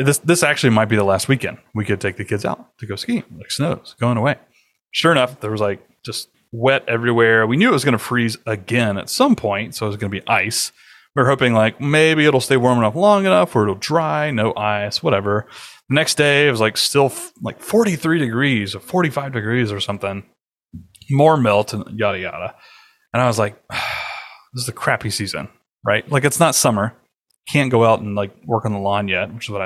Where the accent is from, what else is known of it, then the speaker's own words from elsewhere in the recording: United States; moved away; also born or lived in Alabama / Georgia; growing up in Georgia and Alabama